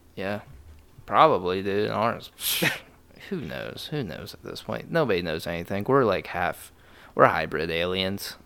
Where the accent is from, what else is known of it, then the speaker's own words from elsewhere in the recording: Dayton, Ohio, United States; moved away; we're from Dayton